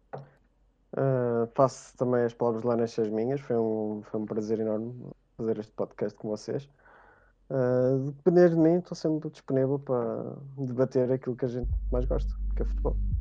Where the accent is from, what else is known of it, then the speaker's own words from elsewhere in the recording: Portugal; Clube da Terra, Oliveirense, uh, porque sou natural do Oliveira das Meias